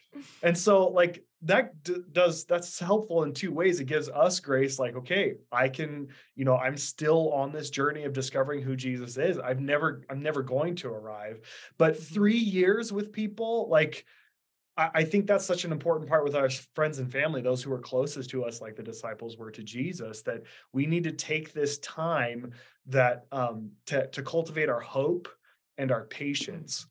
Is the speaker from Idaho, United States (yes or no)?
yes; Idaho, United States; also born or lived in Kansas City; born and raised in Idaho.